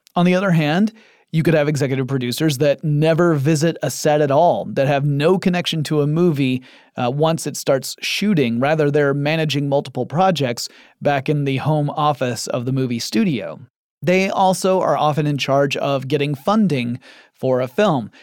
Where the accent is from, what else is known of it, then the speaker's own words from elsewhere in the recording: Atlanta, Georgia, United States; I live in Atlanta, Georgia, in the United States of America, and my hometown has become something of a second Hollywood.